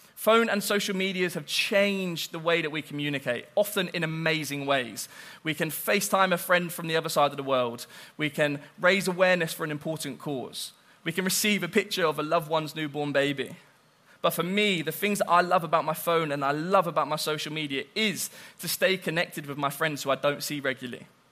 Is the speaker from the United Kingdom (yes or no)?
yes; Southampton, South East England, United Kingdom; I'm from Southampton.